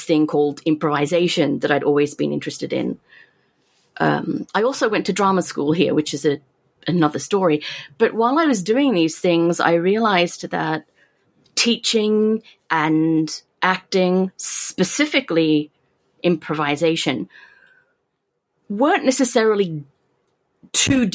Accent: Australia; moved away as an adult; now in Japan; I'm Australian.

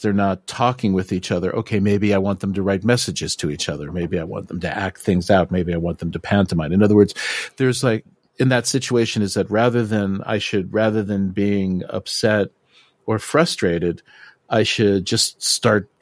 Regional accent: United States; I'm American

